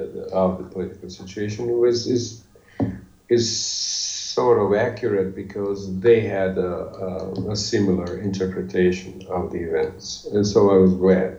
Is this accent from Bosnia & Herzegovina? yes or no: yes; Bosnia & Herzegovina; English is a second language; I'm from Bosnia